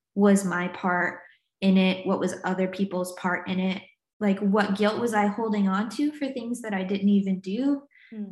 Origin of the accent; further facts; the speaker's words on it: the South, United States; also born or lived in North Carolina / Virginia; now in Newcastle, United Kingdom; I grew up in the States, in the South, in like North Carolina and Virginia is where I'm from.